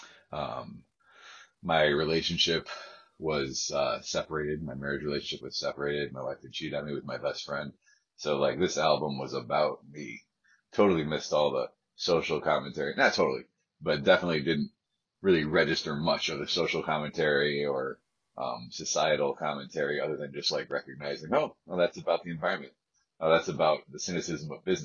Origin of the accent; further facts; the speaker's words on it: Ithaca, New York, United States; I'm from the Ithaca area of New York, Finger Lakes region